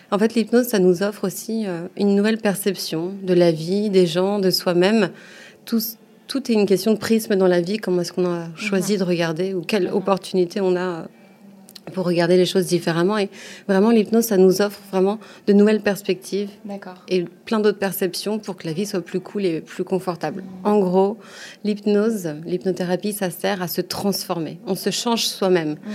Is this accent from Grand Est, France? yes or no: no; Normandy, France; now in Paris, France; j'habite à Paris dans le deuxième. Euh, ça fait quelques années que je suis à Paris, mais sinon je suis originaire de Normandie. D'accord. Euh, voilà, j'ai grandi là-bas.